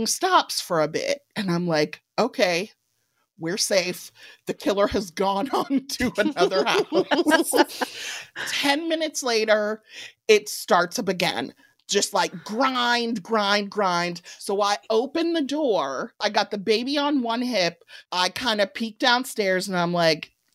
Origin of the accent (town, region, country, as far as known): Evanston, Illinois, United States; born or raised there